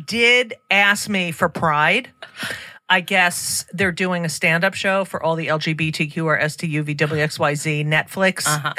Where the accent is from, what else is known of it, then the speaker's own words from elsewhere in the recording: New Jersey, United States; I'm from New Jersey. Woo.